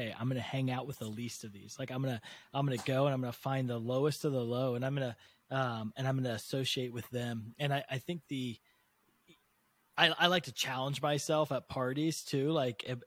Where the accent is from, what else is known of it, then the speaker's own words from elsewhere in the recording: United States; I was born in America, the most prosperous nation in the world